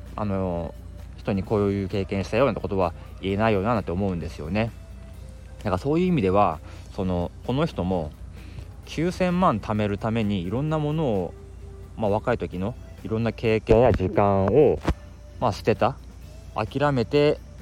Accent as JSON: {"language": "Japanese", "region": "Akita", "country": "Japan", "tie": "born or raised there", "moved": "as an adult", "lives_now": "Tokyo, Japan", "said": "秋田県に住んでてあの18歳まで高校までねそこからもう上京してきてずっともう一人暮らしをしてる"}